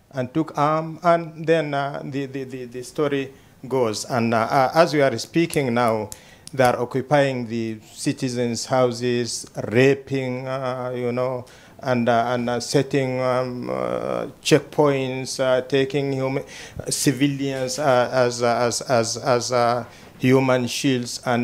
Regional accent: Sudan; I'm from the Sudan

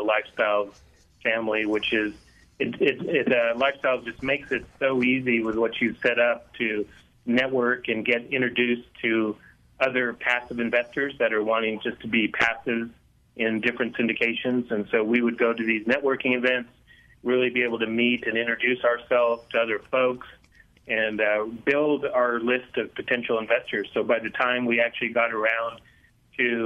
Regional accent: Laramie, Wyoming, United States; I was born and raised in Laramie, Wyoming, so lived here all my life.

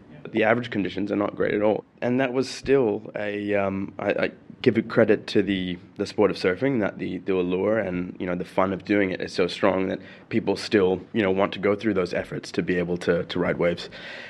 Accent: Sharjah, United Arab Emirates; also born or lived in Brazil; And I was born in 83 in Sharjah. I think I spent a year here before going back to Brazil. And my parents traveled quite a bit around Europe and the States. And we came back in 92. This country made me.

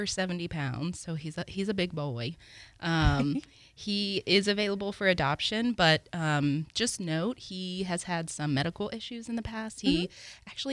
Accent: Santa Rosa County, Florida, United States; now in Pensacola, United States; I grew up in Santa Rosa County

